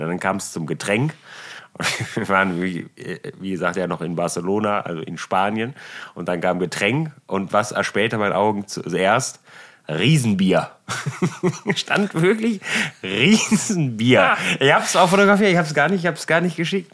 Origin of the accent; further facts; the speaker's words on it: Germany; ich bin Deutscher